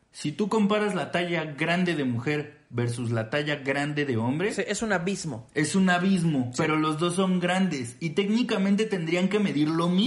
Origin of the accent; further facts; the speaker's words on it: Mexico; si ¿sí sabe que somos mexicanas.